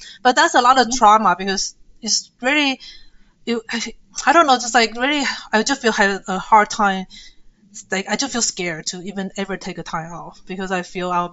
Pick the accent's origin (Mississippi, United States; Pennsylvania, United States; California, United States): California, United States; Irvine; English is a second language; moved away as an adult; also born or lived in Taiwan / New York; now in North Carolina, United States; I grew up in Irvine and I live all my, I lived like 16 years in California and 8 years in New York.